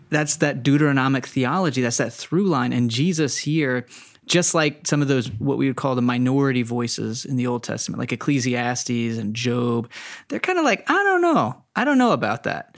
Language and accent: English; Texas, United States; I was raised in Texas